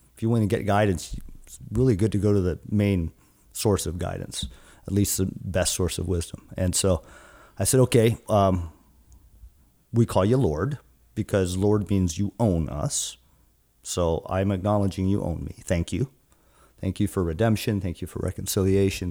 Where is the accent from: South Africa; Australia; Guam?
Guam; now in Seattle, United States; I'm from Guam, born and raised in Guam, an island that's about almost six thousand miles from here in the Seattle area